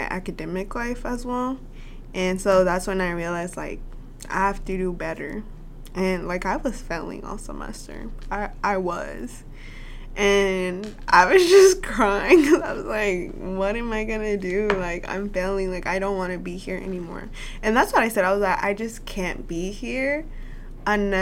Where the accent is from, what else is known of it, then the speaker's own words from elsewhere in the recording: Little Rock, Arkansas, United States; we're both from Little Rock